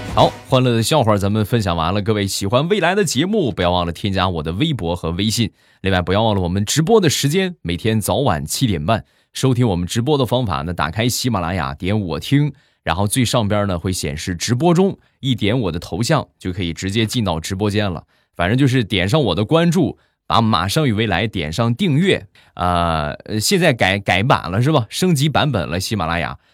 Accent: Rizhao, Shandong, China; 我们家乡的特产，日照绿茶

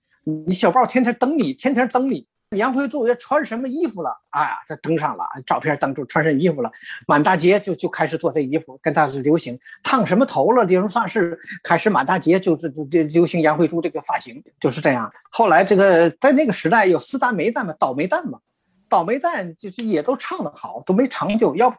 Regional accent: Tianjin, China; now in Toronto, Canada

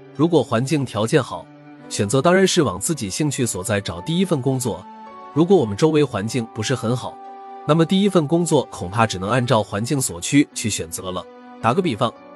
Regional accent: China; 我是中国人

